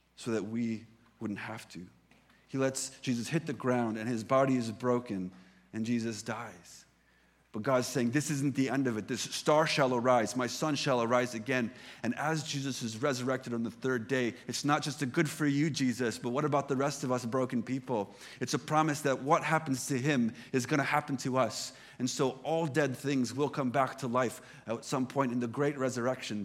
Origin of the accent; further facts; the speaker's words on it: United States; moved away; I come from the United States